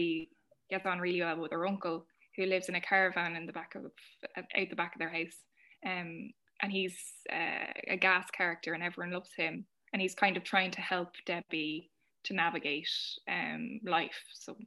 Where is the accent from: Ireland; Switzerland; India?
Ireland; all of our history as Irish women of being oppressed